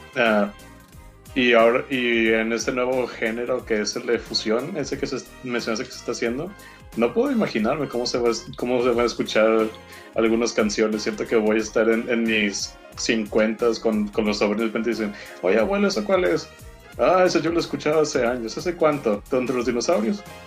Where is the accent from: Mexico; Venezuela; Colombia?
Mexico; soy mexicano